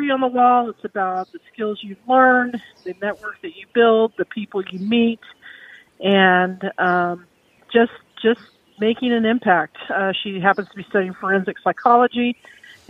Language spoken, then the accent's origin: English; Salina, Kansas, United States; my hometown of Salina